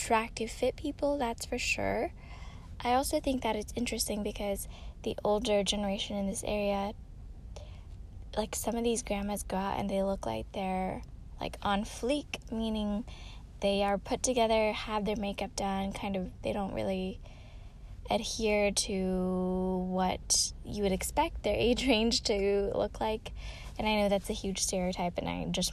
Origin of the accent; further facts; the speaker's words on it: Bay Area, California, United States; we're from a certain area of the Bay Area